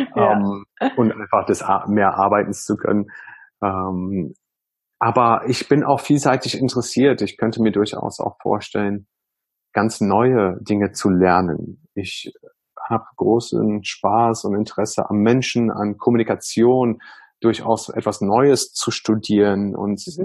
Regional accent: Germany; bin ich halt auch in Deutschland sehr multikulti aufgewachsen

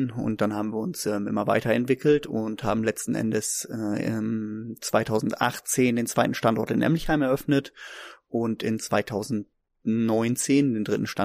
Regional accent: Neuenhaus, Lower Saxony, Germany; ich komme aus Neuenhaus, ich bin 1986 geboren

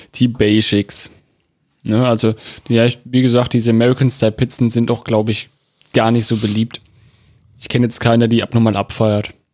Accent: Germany; bei uns in Deutschland

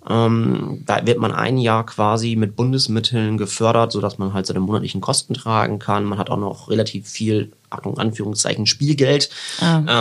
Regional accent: Papenburg, Lower Saxony, Germany; ich bin ja aus Papenburg, da äh, geht's entweder so zwei Richtungen, Münster, Osnabrück oder vielleicht noch eine dritte Oldenburg.

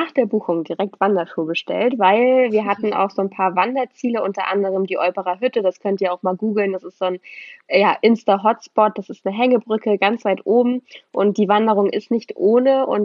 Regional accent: Kiel, Schleswig-Holstein, Germany; wir kommen aus Kiel und wir haben hier keine Berge. Wir sind weit entfernt davon, Berge zu haben.

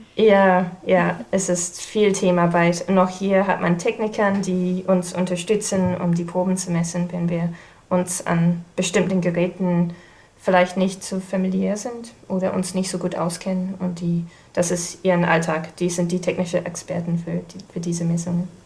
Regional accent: New Zealand; German is a second language; moved away as an adult; now in Kiel, Germany; ich komme ursprünglich aus Neuseeland, aber ich bin in Deutschland wegen der Doktorarbeit gelandet.

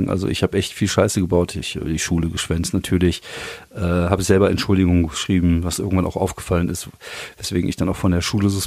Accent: Germany; also born or lived in France; als ich klein war, als ich jung war und äh, auch als Deutscher in Frankreich war es halt schon so, dass man damit äh, mit Antipathien zu, zu kämpfen hatte

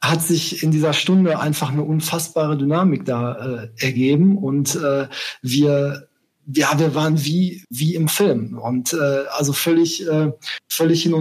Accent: Bochum, North Rhine-Westphalia, Germany; also born or lived in Essen; jetzt gerade bin ich in äh, NRW, äh, genauer gesagt in Bochum. Das ist auch meine äh, Heimatstadt. Zwar bin ich in Essen um die Ecke geboren, aber in äh, Bochum aufgewachsen.

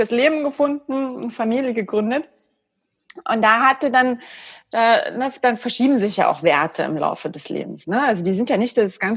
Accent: East Germany, Germany; Ich bin auch ein Kind des Ostens, für mich war das normal, das war überhaupt gar keine Diskussion.

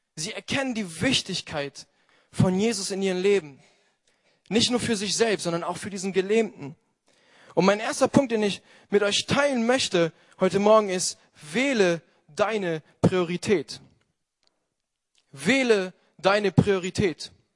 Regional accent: Italy; moved away; als Italiener

